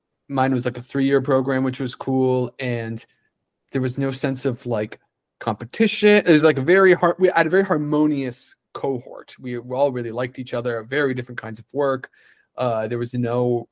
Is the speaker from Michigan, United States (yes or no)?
yes; Upper Michigan, United States; also born or lived in Boston; now in Austin, United States; that is based in Upper Michigan where I'm from